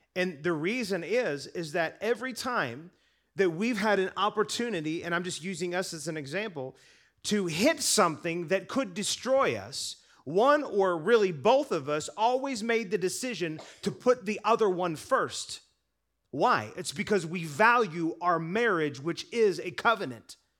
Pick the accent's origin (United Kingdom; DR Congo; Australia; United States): United States; I'm American